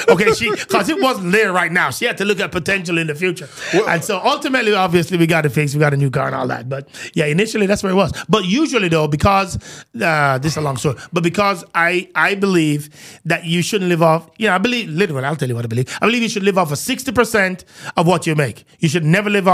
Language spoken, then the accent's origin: English; Jamaica; I'm Jamaican, true at heart